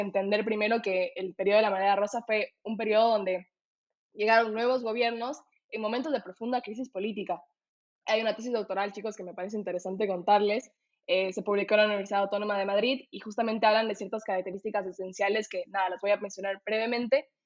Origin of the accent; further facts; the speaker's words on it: Ecuador; soy de Ecuador